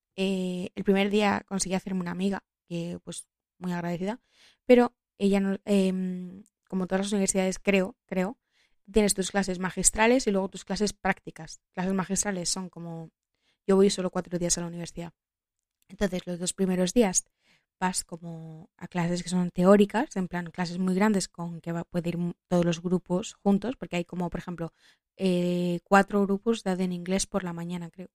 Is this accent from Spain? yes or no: yes; Madrid, Community of Madrid, Spain; yo soy de Madrid toda la vida